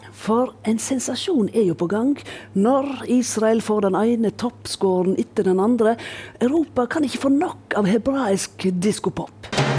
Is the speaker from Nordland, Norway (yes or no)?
no; Voss, Vestland, Norway; heime på Voss